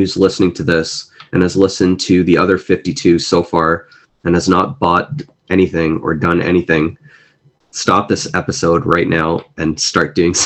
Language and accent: English; Canada; also born or lived in Mumbai, India; I am a first generation immigrant in Canada. I was born in Mumbai, India, and came here when I was 4 or 5 years old.